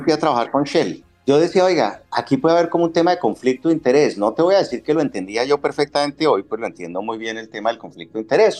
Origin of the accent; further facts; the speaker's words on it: Colombia; moved away as an adult; also born or lived in London / Argentina; Cuando salimos de Colombia, solo mi hijo eh, había nacido, mi hija nació después, cuando ya estábamos en Londres